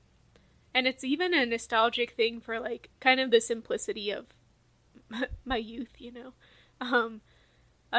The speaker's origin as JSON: {"language": "English", "region": "Southwest", "country": "United States", "tie": "born or raised there", "moved": "as an adult", "said": "I grew up in the Southwest, so the environment was quite different"}